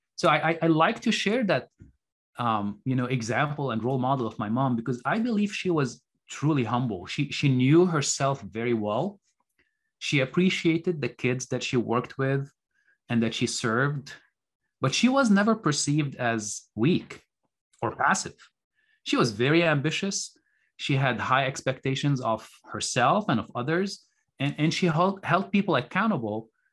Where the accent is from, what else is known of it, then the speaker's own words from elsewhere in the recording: Beirut, Beirut Governorate, Lebanon; moved away as an adult; also born or lived in Minnesota, United States; I was born in Beirut, Lebanon. Lebanon is a small country in the Middle East, and I grew up during the Lebanese Civil War